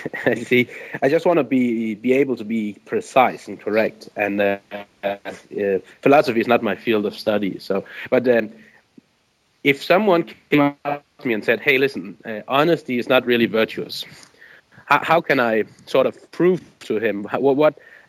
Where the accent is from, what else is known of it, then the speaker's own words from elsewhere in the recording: Viborg, Central Denmark Region, Denmark; now in Aarhus, Denmark; when I moved from my hometown in Denmark, Viborg, I moved to Aarhus